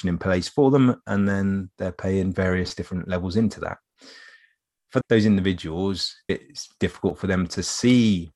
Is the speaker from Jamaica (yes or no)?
no; England, United Kingdom; we're English.